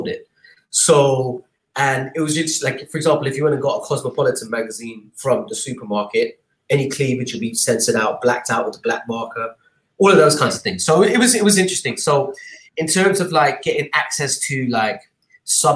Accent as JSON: {"language": "English", "region": "Dubai", "country": "United Arab Emirates", "tie": "born or raised there", "also_born_or_lived": "London, United Kingdom", "moved": "as an adult", "said": "growing up in Dubai was interesting in the 80s"}